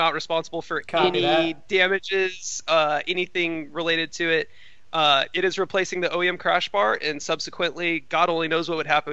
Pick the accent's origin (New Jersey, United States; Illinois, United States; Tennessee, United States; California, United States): California, United States; as a Californian